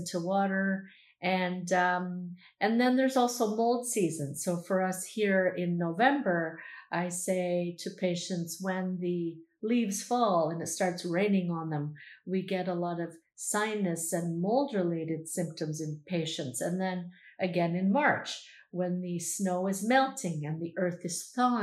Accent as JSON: {"language": "English", "country": "Canada", "said": "I'm Canadian"}